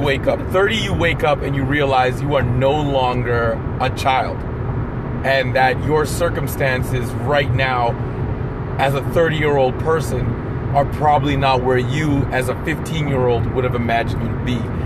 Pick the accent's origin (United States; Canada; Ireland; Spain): Canada; Ontario; I'm from Ontario, and in Ontario, you finish high school at 19 back in the 90s